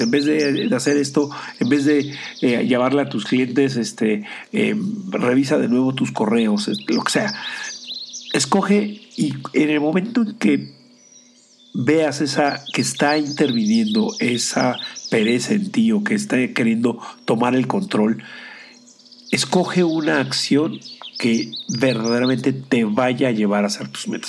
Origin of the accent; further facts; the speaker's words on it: Mexico; siendo el único mexicano latinoamericano dentro del grupo